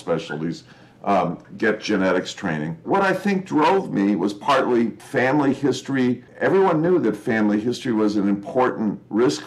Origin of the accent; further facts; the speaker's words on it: California, United States; I'm a Californian, first generation American